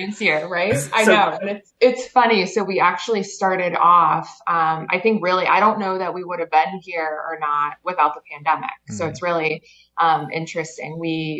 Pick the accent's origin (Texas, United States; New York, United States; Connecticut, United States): Connecticut, United States; moved away as an adult; now in Maine, United States; I grew up in Connecticut.